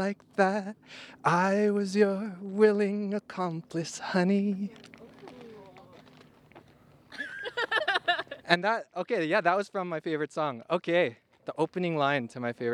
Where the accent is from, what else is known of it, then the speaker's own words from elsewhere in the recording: Edmonton, Alberta, Canada; I was from Edmonton.